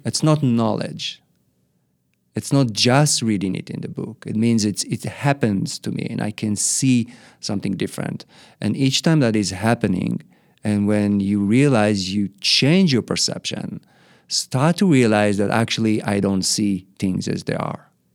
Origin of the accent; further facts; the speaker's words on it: Israel; moved away as an adult; also born or lived in Australia; My parents brought me back to Israel, so I was raised in Israel most of my life